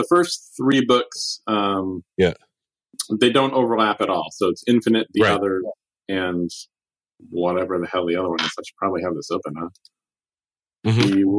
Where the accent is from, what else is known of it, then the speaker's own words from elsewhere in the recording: north of Boston, Massachusetts, United States; I grew up just north of Boston.